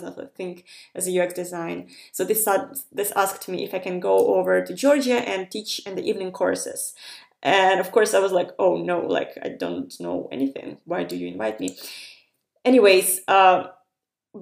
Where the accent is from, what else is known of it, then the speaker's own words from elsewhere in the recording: Ukraine; moved away as an adult; also born or lived in Estonia; I'm coming from Ukraine, where people usually just are very crafty